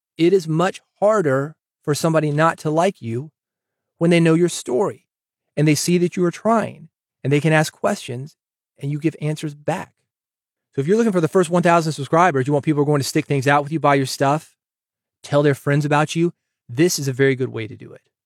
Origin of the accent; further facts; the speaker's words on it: Nashville, Tennessee, United States; I'm from Nashville